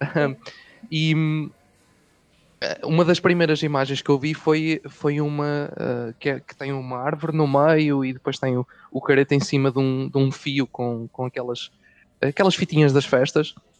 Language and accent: Portuguese; Coimbra, Centro, Portugal; eu não sou do Norte, sou do Centro, sou de Coimbra.